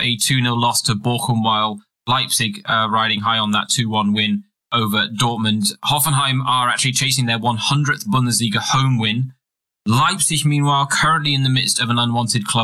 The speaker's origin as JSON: {"language": "English", "region": "England", "country": "United Kingdom", "said": "as an Englishman"}